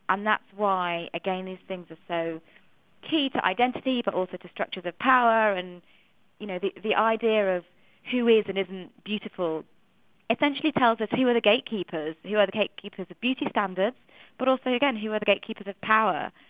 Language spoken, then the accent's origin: English; Manchester, North West England, United Kingdom; I grew up uh, a, a proud Eritrean, but I'm adopted, so I grew up in a white family. I grew up in Manchester, a very white city. I went to a very white school.